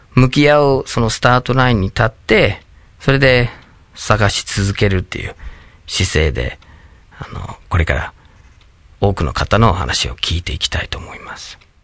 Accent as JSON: {"language": "Japanese", "region": "Michigan", "country": "United States", "tie": "born or raised there", "second_language": "Japanese", "moved": "as an adult", "lives_now": "Japan", "said": "僕はアメリカのミシガン州に生まれ育って"}